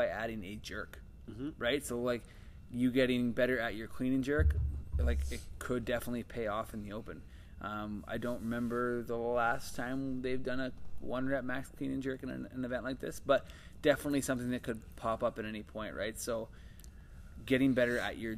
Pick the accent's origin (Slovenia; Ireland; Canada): Canada; Ontario; moved away; I'm from Ontario